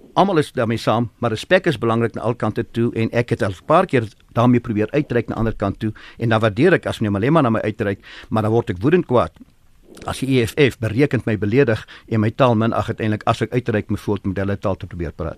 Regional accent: South Africa; Ek is 'n Suid-Afrikaner

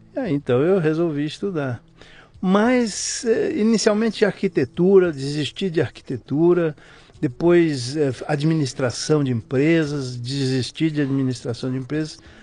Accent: São José do Rio Preto, São Paulo, Brazil; moved away; also born or lived in Rio de Janeiro / Mozambique; São José do Rio Preto, hum. interior de São Paulo

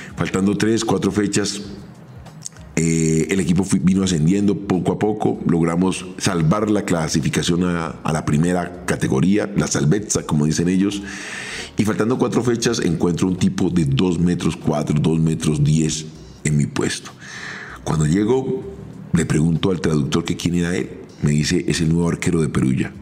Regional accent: Colombia; yo vengo de Colombia

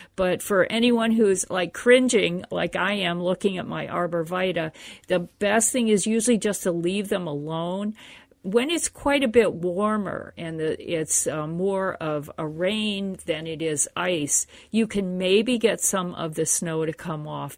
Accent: Pennsylvania, United States; now in Minnesota, United States; I grew up in the East Coast in Pennsylvania, and it was fine there

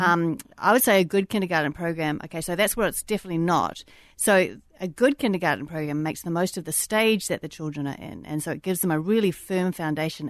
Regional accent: New Zealand; moved away; also born or lived in Australia; I grew up in New Zealand

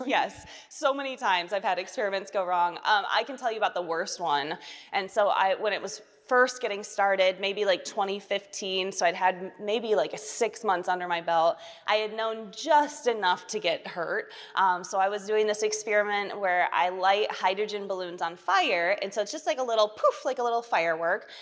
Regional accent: Portage, Michigan, United States; I'm a small town girl from Michigan. I'm from Portage, Michigan, which is a suburb of the big city Kalamazoo

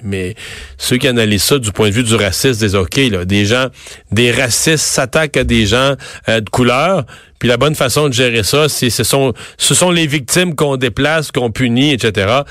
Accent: Rivière-du-Loup, Quebec, Canada; je viens de Rivière-du-Loup

